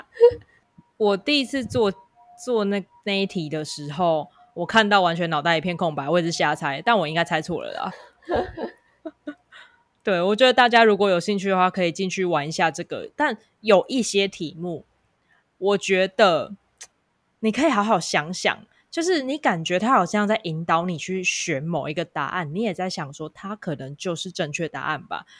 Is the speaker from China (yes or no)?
no; Kaohsiung, Taiwan; 我是来自高雄的